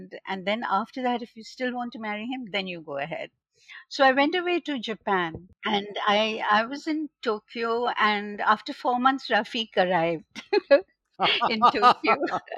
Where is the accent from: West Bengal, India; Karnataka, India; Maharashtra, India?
West Bengal, India; Kolkata; in 1971, when I came from Calcutta to Bombay back, I joined the Xavier's Institute of Mass Communications